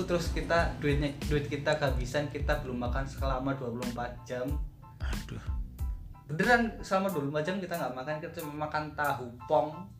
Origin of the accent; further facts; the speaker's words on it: Yogyakarta, Special Region of Yogyakarta, Indonesia; kita orang Jogja